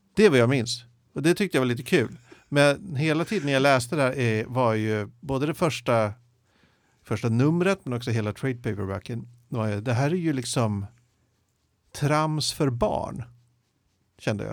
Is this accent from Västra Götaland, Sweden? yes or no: no; Jakobsberg, Stockholm County, Sweden; när jag växte upp i Jakobsberg